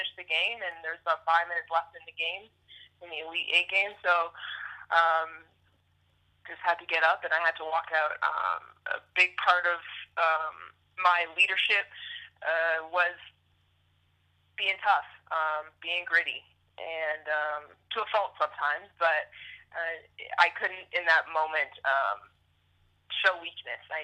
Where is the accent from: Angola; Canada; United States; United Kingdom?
Canada; moved away as an adult; Being a Canadian and being the only Canadian player to play there